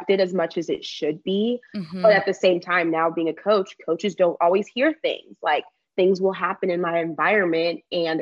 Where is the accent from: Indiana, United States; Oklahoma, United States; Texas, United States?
Texas, United States; accent: country